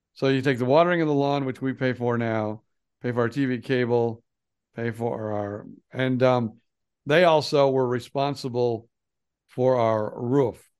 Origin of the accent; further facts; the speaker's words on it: Fort Myers, Florida, United States; we are from Florida